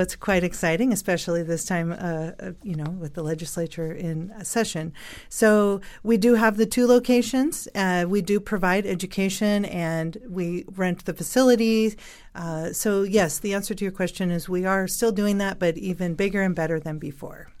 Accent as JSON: {"language": "English", "town": "San Francisco", "region": "California", "country": "United States", "tie": "born or raised there", "moved": "as an adult", "lives_now": "Northern Nevada, United States", "said": "I was actually born and raised in San Francisco, moved to Northern Nevada twenty-three years ago"}